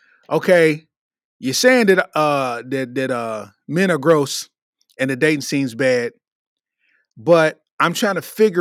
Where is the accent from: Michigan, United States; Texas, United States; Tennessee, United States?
Michigan, United States; Detroit; now in Louisville, United States; So I'm from Detroit, but I've been living in Louisville for 7 years.